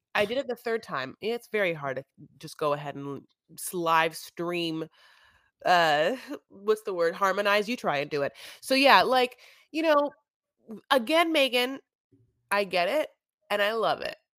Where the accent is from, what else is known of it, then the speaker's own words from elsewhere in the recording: United States; I'm an American